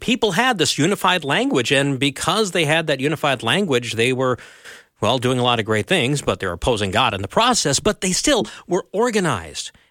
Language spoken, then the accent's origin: English; Elk River, Minnesota, United States; I grew up near Elk River, Minnesota